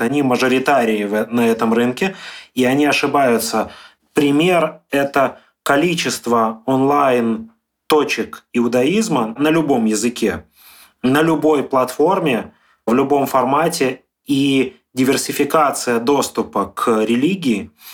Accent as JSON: {"language": "Russian", "town": "Dnipro", "region": "Dnipropetrovsk Oblast", "country": "Ukraine", "tie": "born or raised there", "said": "моя семья в Днепропетровск уехала"}